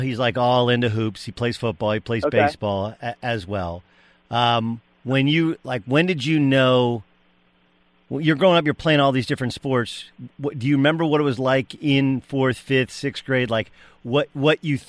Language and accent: English; Southern California, United States; I grew up in Southern California.